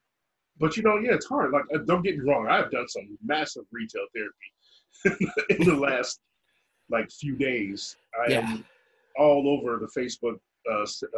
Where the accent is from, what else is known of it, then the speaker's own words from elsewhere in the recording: Chicago, Illinois, United States; moved away; we're from Chicago